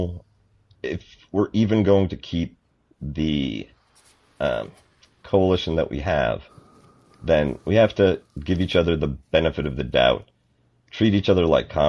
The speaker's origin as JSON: {"language": "English", "country": "Canada", "tie": "born or raised there", "said": "growing up in Canada"}